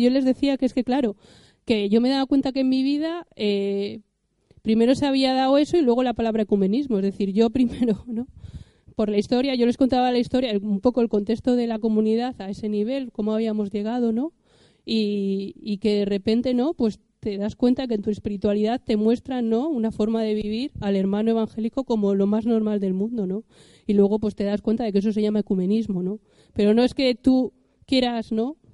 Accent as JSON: {"language": "Spanish", "region": "Cantabria", "country": "Spain", "said": "yo como soy cántabra"}